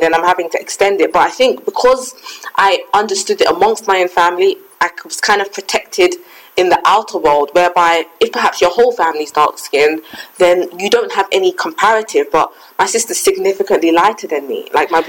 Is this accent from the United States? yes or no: no; Ghana; I mean, I'm Ghanaian. My parents, they're lighter than me.